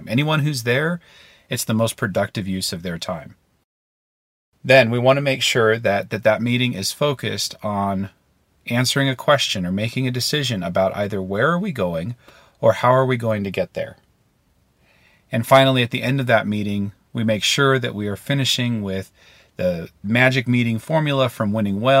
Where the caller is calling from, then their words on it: Maine, United States; Hi, David. … I'm calling in from Maine.